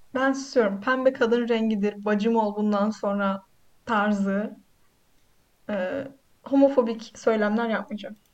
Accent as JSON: {"language": "Turkish", "region": "Black Sea Region", "country": "Turkey", "said": "ben Karadenizliyim."}